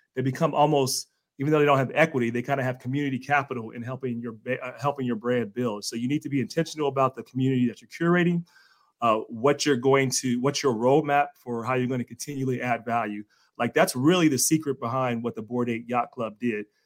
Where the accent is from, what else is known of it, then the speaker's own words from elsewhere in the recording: Cincinnati, Ohio, United States; I'm from Cincinnati